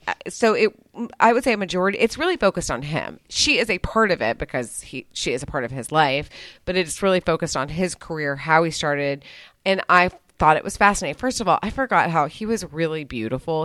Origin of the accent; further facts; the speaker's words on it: United States; I'm an American